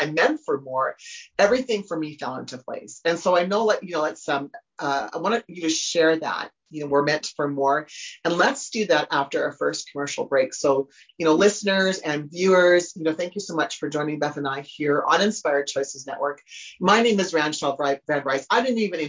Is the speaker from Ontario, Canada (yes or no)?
no; Humboldt, Saskatchewan, Canada; I grew up in Humboldt, Saskatchewan, in Canada